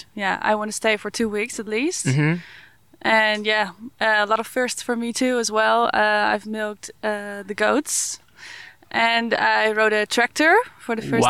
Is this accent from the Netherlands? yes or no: yes; Netherlands; I'm from the Netherlands.